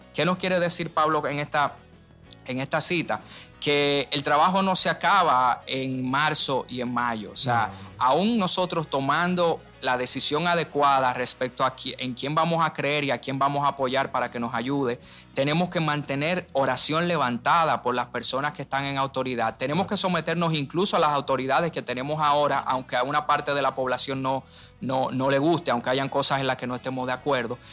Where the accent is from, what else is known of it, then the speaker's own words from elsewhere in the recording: Dominican Republic; desde el primer día que somos República Dominicana